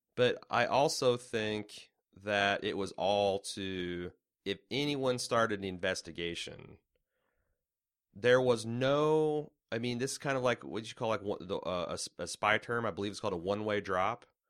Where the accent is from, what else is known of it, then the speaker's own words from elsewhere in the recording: United States; as an American